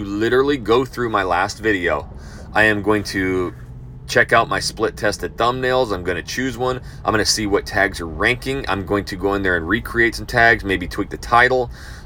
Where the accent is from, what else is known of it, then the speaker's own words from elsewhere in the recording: North Idaho, United States; moved away as an adult; also born or lived in Texas; now in Houston, United States; my hometown per se in North Idaho